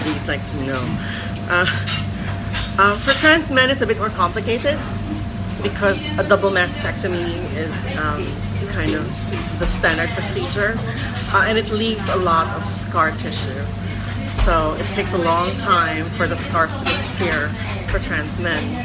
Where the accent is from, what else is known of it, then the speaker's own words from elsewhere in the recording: Philippines; moved away as an adult; now in Hong Kong; I'm from the Philippines originally. I came to Hong Kong because I got a scholarship here.